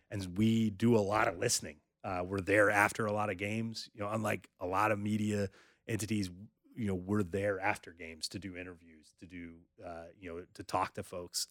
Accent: North Carolina, United States; I grew up in North Carolina

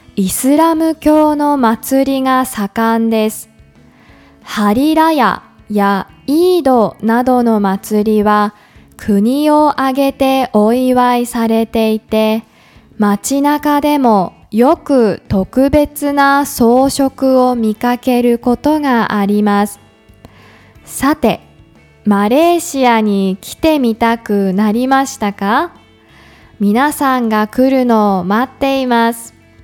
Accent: Yamagata, Japan; also born or lived in Tokyo; now in Kuala Lumpur, Malaysia; ふるさとの山形

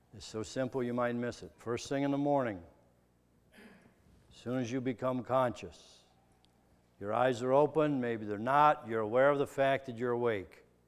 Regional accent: Midwest, United States; I'm a kid from the Midwest.

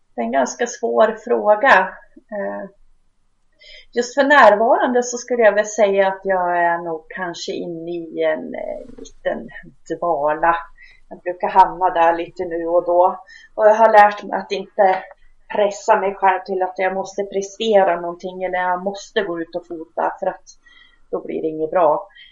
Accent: Hälsingland, Gävleborg County, Sweden; moved away as an adult; now in Ockelbo, Sweden; men jag är ju hälsing, bor nu några kilometer ifrån hälsingegränsen, så jag kallar mig närhälsing

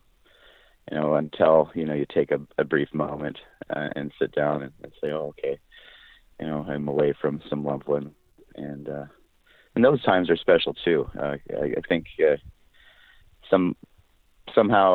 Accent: Skagit Valley, Washington, United States; born and raised in Skagit Valley, Washington.

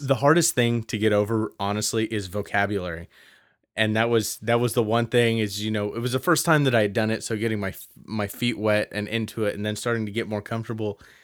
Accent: Stockton, California, United States; lifelong Stockton resident

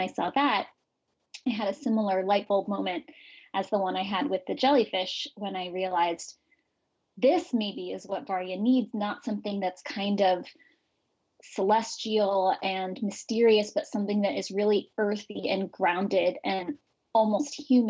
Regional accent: San Francisco, California, United States; I'm from San Francisco and I grew up with gay parents

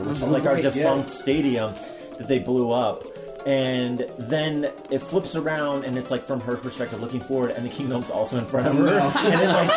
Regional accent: Seattle, Washington, United States; I grew up here

